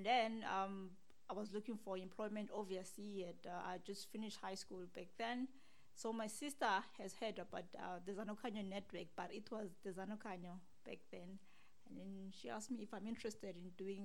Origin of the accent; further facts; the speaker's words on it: Siyabuswa, Mpumalanga, South Africa; also born or lived in Muizenberg, Cape Town; now in Cape Town, South Africa; I'm from Mpumalanga, Siyabuswa, a very nice place.